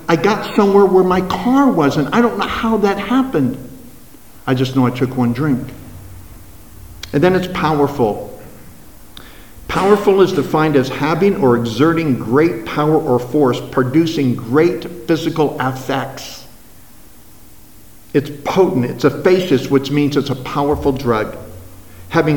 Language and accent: English; Los Angeles, California, United States; moved away as an adult; also born or lived in Las Vegas, Nevada / Fullerton, California; I was brought up in Southern California, 3rd and Hill, if you're familiar with Los Angeles, right 5 blocks from Skid Row, lived on Bunker Hill